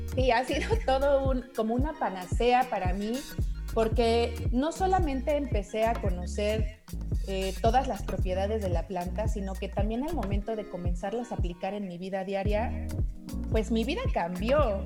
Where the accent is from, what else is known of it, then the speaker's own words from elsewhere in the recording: Mexico City, Mexico; yo soy de aquí de la Ciudad de México, siempre he vivido aquí